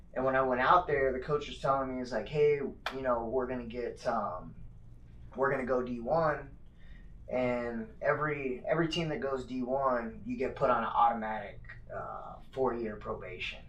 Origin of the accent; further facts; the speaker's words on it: Phoenix, Arizona, United States; also born or lived in Northern Colorado; 59th Avenue and Camelback is kind of where I grew up, and um, shoot, my dad still lives there